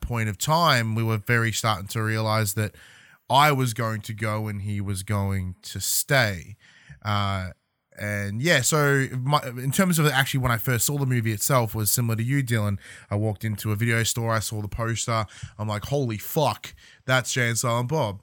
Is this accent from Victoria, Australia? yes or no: yes; a hometown outside Melbourne, Victoria, Australia; moved away as an adult; leave my hometown, go to Melbourne, go university